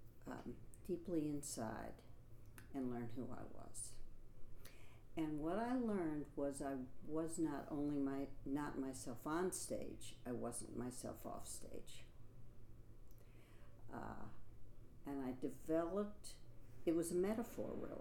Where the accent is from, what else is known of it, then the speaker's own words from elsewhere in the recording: St. Louis, Missouri, United States; also born or lived in Manhattan, New York; now in New York, United States; I am from St. Louis, Missouri.